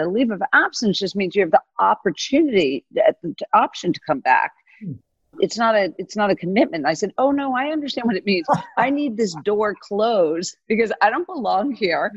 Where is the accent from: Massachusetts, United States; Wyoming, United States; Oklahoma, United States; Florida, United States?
Florida, United States; Miami; I was born in Miami, Florida, and Miami wasn't really on the map back when I was born